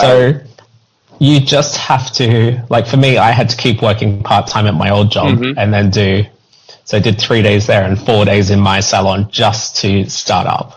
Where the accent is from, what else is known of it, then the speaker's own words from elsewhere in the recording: Australia; now in United Kingdom; I'm I'm Australian, so it's a bit different back home.